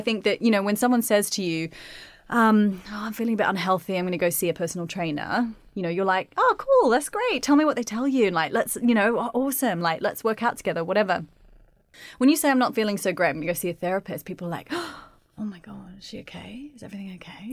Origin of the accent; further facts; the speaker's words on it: Australia; moved away; I just grew up in Australia